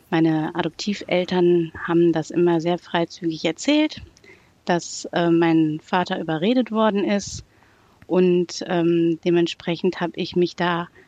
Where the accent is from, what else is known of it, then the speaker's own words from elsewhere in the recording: Unna, North Rhine-Westphalia, Germany; now in Wesel, Germany; also die meiste Zeit meiner Kindheit und Jugend bin ich in Unna aufgewachsen